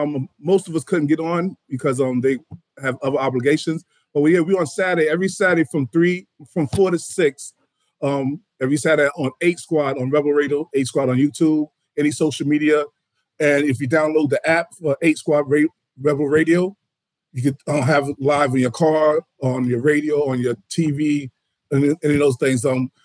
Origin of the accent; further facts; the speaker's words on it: New York City, New York, United States; I'm from Harlem, New York.